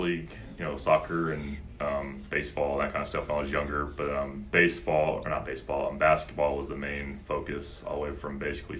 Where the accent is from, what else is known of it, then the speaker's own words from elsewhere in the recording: Colorado Springs, Colorado, United States; also born or lived in Memphis, United States; Yeah, so I was born in Memphis, Tennessee. Moved to Colorado Springs when I was about 4 or 5 years old.